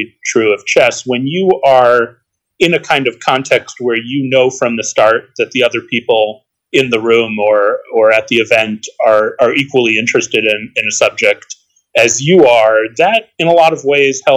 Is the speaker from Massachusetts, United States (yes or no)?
yes; Boston, Massachusetts, United States; I grew up in the Boston area